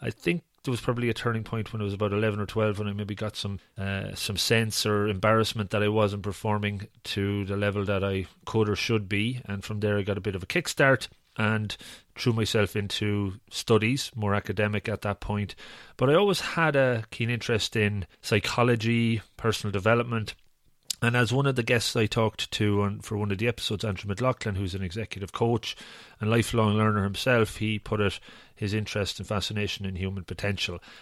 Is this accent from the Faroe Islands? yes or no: no; Ireland; I'm Irish